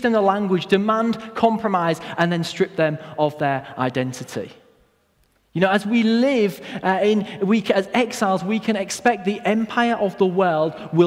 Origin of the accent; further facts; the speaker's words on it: Hull, Yorkshire and the Humber, United Kingdom; My family moved to Hull when I was very young